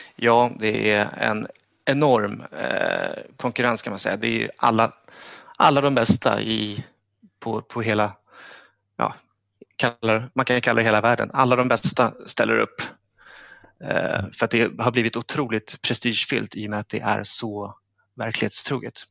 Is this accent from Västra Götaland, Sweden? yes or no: no; Stockholm, Stockholm County, Sweden; jag är från Stockholm